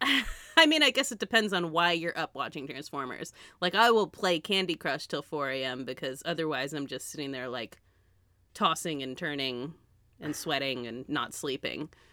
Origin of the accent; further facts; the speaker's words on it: United States; being American